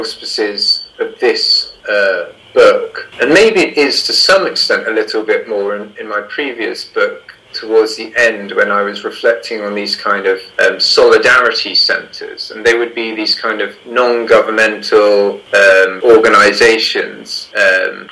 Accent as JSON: {"language": "English", "region": "England", "country": "United Kingdom", "accent": "English", "said": "my English accent"}